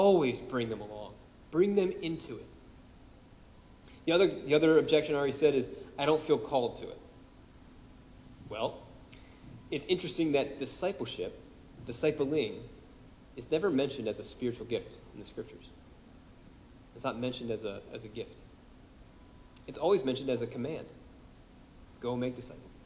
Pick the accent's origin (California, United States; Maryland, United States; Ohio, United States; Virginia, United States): Maryland, United States; Baltimore; I'm from Baltimore. I'm one of the few of you people who stayed